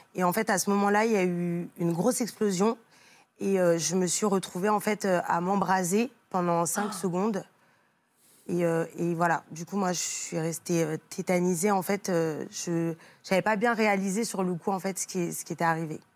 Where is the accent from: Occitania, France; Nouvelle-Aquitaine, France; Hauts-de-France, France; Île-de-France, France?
Île-de-France, France; on vient de l'Île-de-France